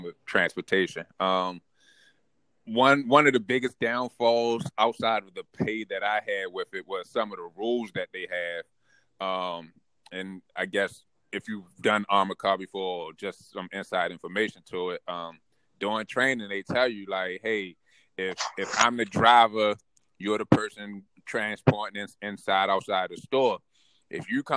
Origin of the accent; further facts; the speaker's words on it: Baltimore, Maryland, United States; born and raised in Baltimore. A community down in South Baltimore. It's called Cherry Hill